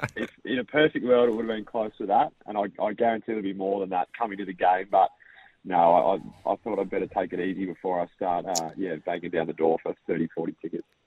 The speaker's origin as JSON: {"language": "English", "town": "Lauderdale", "region": "Tasmania", "country": "Australia", "tie": "born or raised there", "moved": "yes", "said": "I grew up in Lauderdale"}